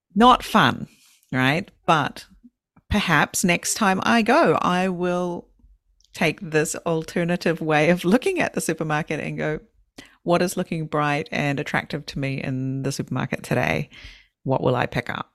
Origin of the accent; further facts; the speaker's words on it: New Zealand; I'm from New Zealand. In in New Zealand, we have our native people